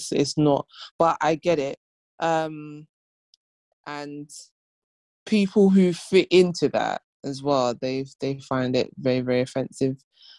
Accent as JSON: {"language": "English", "country": "United Kingdom", "tie": "born there", "said": "we kind of use within ourselves as British born, you know, Africans"}